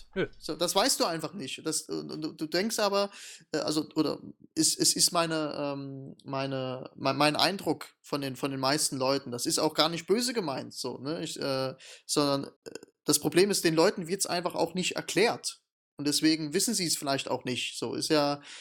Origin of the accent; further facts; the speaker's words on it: Germany; bei uns in Deutschland